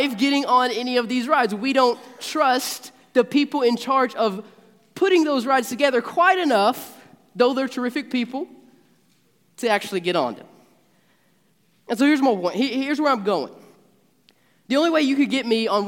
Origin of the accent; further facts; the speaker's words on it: Marshall County, Kentucky, United States; I'm a Marshall Countyan, born and raised in Marshall County